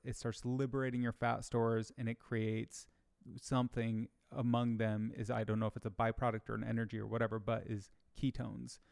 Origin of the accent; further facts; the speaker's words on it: Michigan, United States; I grew up in Michigan